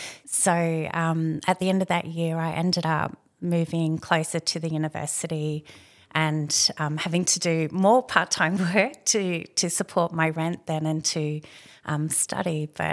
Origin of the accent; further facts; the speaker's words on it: Redlands, Queensland, Australia; So when I grew up in the Redlands, and so now it's all part of Brisbane, but back then it was very much a little rural farming region.